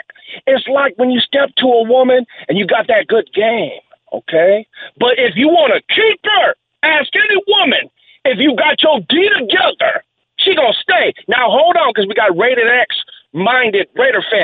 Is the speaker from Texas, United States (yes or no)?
no; Bay Area, California, United States; we're from the Bay Area